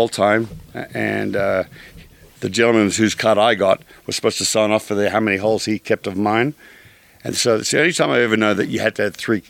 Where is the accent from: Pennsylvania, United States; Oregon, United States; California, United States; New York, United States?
California, United States; I grew up playing golf in California.